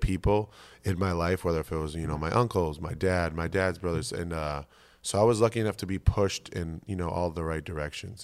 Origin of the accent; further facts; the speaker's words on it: Boston, Massachusetts, United States; moved away as an adult; also born or lived in Ames, Iowa; now in Philadelphia, United States; growing up in Massachusetts